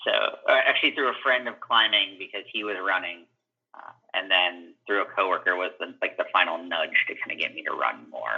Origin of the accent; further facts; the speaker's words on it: Ohio, United States; also born or lived in Cincinnati / Dayton; I was like in Ohio, so I moved between Cincinnati and Dayton, Ohio, and then was there for a little past college